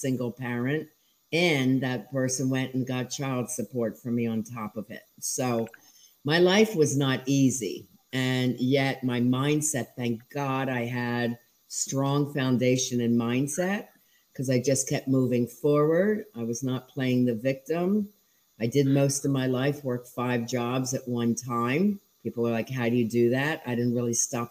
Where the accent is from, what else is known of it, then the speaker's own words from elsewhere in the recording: Huntingdon Valley, Pennsylvania, United States; also born or lived in Ocean City, New Jersey; now in Florida, United States; I grew up in Huntington Valley, outside of Northeast Philly